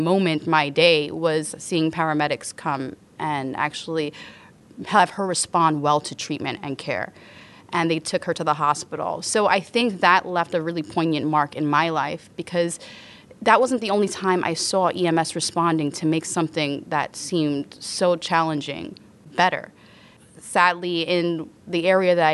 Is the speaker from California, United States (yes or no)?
no; New York City, New York, United States; I grew up in the South Bronx